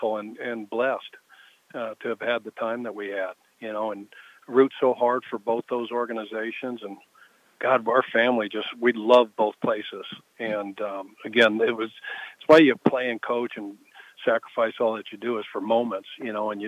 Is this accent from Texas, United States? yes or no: no; Colorado, United States; moved away; I grew up in Colorado, so I was back in Denver